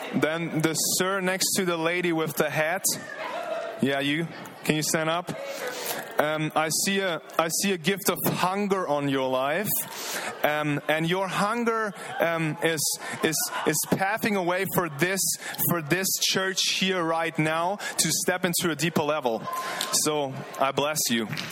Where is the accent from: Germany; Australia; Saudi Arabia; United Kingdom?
Germany; moved away as an adult; now in Redding, United States; from Germany, 28 years old.